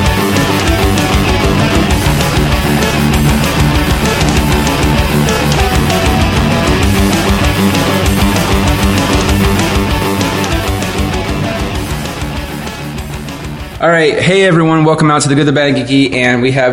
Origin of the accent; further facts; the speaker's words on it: West Jefferson, Ohio, United States; now in Columbus, United States; I'm from West Jeff.